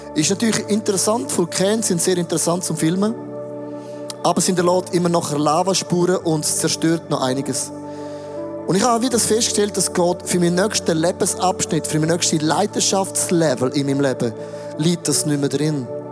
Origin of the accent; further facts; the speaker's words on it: Switzerland; Ich bin aufgewachsen im Rital